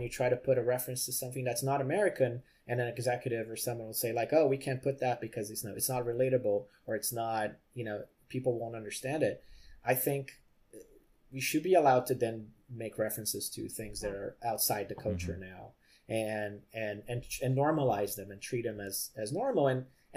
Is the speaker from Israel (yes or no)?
no; Rio de Janeiro, Brazil; moved away as an adult; also born or lived in Vancouver, Canada; now in Los Angeles, United States; I grew up in Brazil